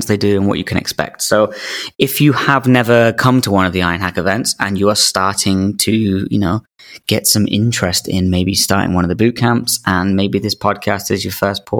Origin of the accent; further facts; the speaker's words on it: England, United Kingdom; we, as English people